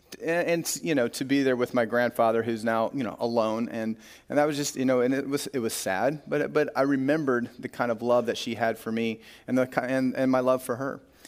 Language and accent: English; Corsica, South Dakota, United States; We drove north to Corsica, South Dakota, one of my hometown growing up.